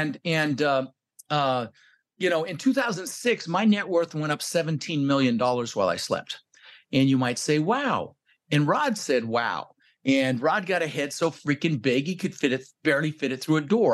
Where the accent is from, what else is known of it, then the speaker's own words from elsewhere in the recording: Denver, Colorado, United States; also born or lived in Netherlands; I was born in the Netherlands. You know, think wooden shoes, windmills, Holland. Um, immigrated when I was six years old with my brother Albert and my mother Zvonta, and we ended up in Denver, Colorado